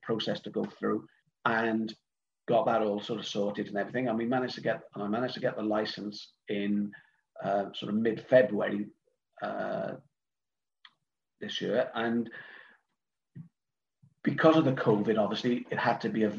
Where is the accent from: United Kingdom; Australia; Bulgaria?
United Kingdom; Cardiff, Wales; moved away as an adult; now in Swansea, United Kingdom; I'm originally from Cardiff